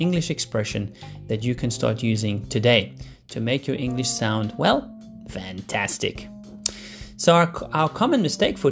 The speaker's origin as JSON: {"language": "English", "town": "Cape Town", "region": "Western Cape", "country": "South Africa", "tie": "born or raised there", "moved": "yes", "said": "I'm still here in Cape Town, really enjoying my time here in my hometown"}